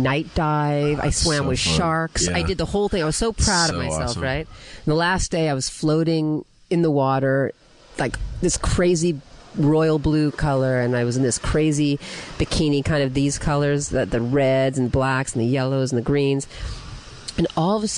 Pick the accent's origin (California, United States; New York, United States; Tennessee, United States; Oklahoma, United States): California, United States; I grew up here